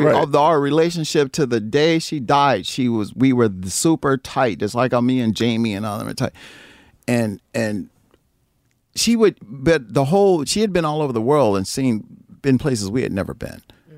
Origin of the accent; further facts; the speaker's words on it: East St. Louis, Illinois, United States; because I come from East St. Louis where girls